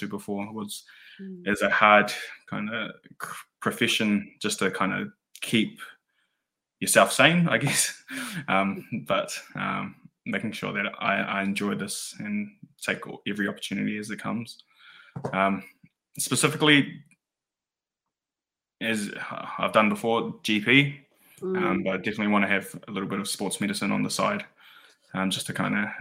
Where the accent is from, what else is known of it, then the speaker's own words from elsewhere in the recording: New Zealand; now in Wellington, New Zealand; being that first New Zealand born kind of generation